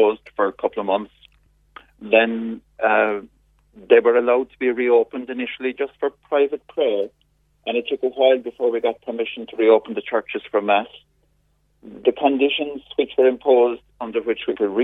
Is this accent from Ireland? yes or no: yes; Ireland